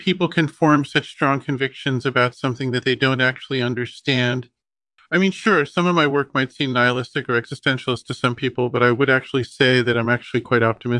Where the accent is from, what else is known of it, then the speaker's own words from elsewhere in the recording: Los Angeles, California, United States; born there; Yeah, so I was born in Los Angeles, which is supposedly one of the most boring places on earth.